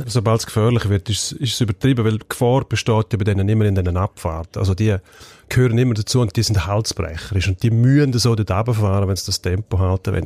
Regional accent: Switzerland; bei uns in der Schweiz

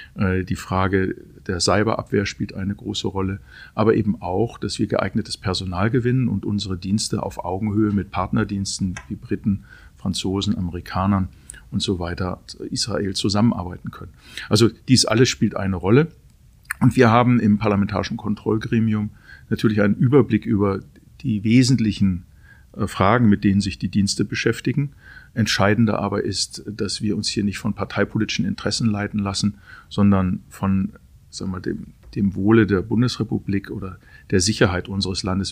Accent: Aalen-Heidenheim constituency, Baden-Württemberg, Germany; moved away as an adult; also born or lived in Hermeskeil; in meiner Heimat, wo ich aufgewachsen bin, aber nicht 27 Jahre mehr gelebt habe

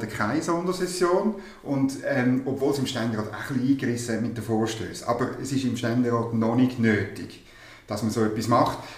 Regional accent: Thurgau, Switzerland; ich bin aufgewachsen in der Nähe von der Zuckerfabrik Frauenfeld

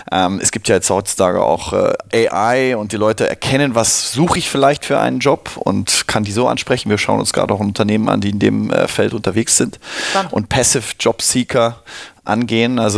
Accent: Cologne, North Rhine-Westphalia, Germany; Wo komme ich her? Ich komme aus Köln-Nippes.

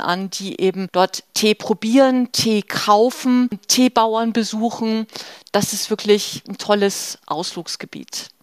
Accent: Germany; bei uns in Deutschland

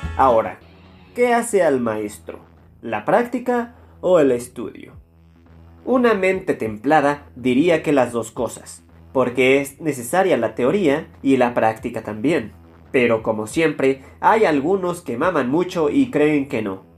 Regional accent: Mexico; los mexicanos

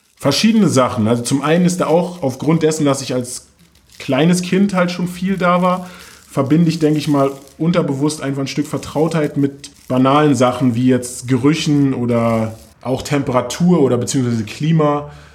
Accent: Germany; wir sind beide in Morbid aufgewachsen

